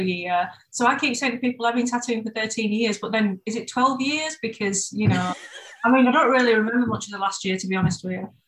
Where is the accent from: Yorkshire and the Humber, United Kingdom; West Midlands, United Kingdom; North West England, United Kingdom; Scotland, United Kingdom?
Yorkshire and the Humber, United Kingdom; Bradford; moved away as an adult; now in Brighton, United Kingdom; I'm originally from Bradford